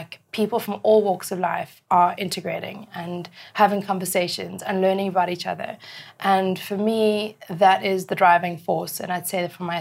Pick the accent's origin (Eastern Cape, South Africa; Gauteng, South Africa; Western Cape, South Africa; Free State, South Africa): Western Cape, South Africa; Cape Town; I came back to my hometown of Cape Town.